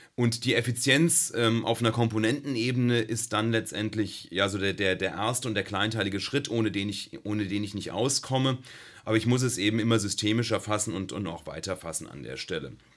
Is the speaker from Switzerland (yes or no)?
no; Rhine-Main area, Germany; moved away as an adult; also born or lived in Darmstadt; now in Karlsruhe, Germany; Ich komme aus dem Rhein-Main-Gebiet